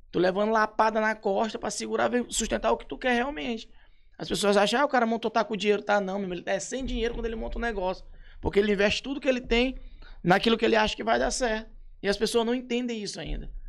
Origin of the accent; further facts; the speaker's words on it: São Luís, Maranhão, Brazil; born there; nasci em São